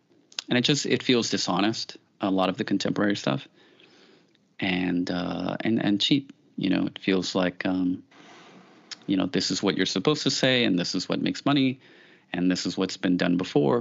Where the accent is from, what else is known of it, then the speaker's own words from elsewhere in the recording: New York City, New York, United States; I grew up in the Bronx